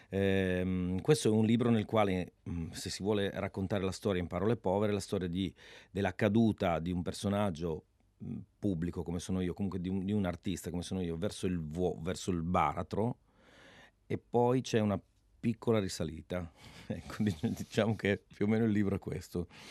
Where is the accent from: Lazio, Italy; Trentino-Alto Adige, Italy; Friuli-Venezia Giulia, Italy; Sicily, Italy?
Friuli-Venezia Giulia, Italy